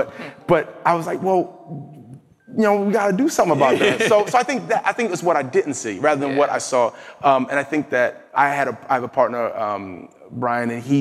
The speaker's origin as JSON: {"language": "English", "region": "New Jersey", "country": "United States", "said": "I'm from New Jersey"}